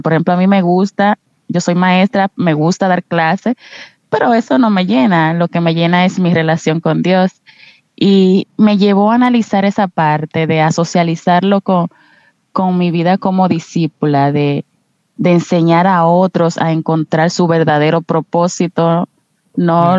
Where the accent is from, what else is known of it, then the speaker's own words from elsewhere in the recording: Dominican Republic; soy de República Dominicana.